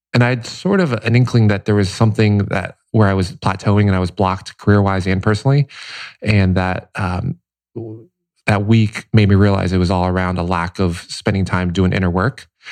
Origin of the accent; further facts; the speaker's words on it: Cincinnati, Ohio, United States; also born or lived in Taipei, Taiwan; now in Los Angeles, United States; Taipei until seven, and then Cincinnati, Ohio after that.